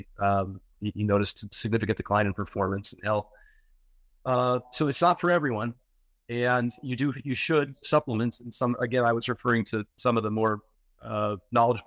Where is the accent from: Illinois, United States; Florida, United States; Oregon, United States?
Oregon, United States; I grew up in Oregon